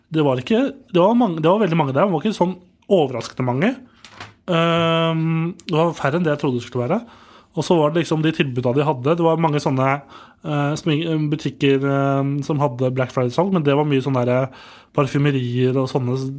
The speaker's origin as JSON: {"language": "Norwegian", "town": "Nittedal", "region": "Akershus", "country": "Norway", "said": "Nittedal, der jeg kommer fra"}